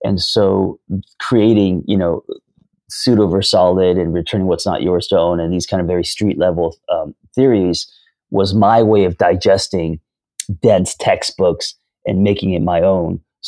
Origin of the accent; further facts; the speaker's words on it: Hollywood, California, United States; So me growing up in Hollywood and pursuing screenwriting for most of my 20s and 30s, I was pseudo, right?